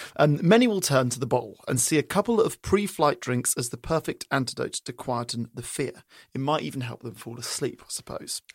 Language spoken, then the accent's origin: English; England, United Kingdom; moved away; growing up in England